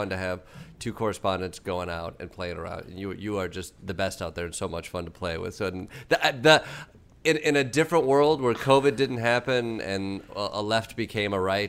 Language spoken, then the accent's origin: English; Midwest, United States; I'm from the Midwest